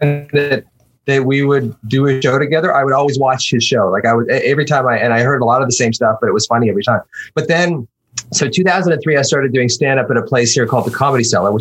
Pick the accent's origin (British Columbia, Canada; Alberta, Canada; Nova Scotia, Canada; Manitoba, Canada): British Columbia, Canada; Victoria; also born or lived in Brampton, Ontario / Vancouver; I was born in Brampton, and then family moved out to BC when I was 10 to Victoria